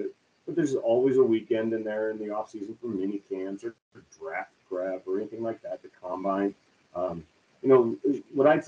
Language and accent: English; St. Louis, Missouri, United States; moved away as an adult; also born or lived in Philadelphia; now in Kansas City, United States; we thought we were actually going to move back to St. Louis